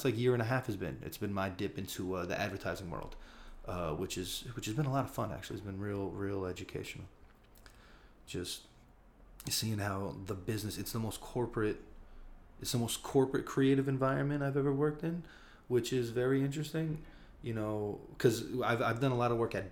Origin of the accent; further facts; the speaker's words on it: Newark, New Jersey, United States; now in Brooklyn, United States; I'm from Newark, New Jersey. I live in Brooklyn, New York right now.